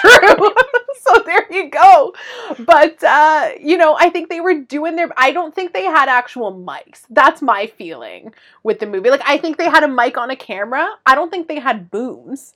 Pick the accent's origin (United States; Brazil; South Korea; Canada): Canada; we're Canadian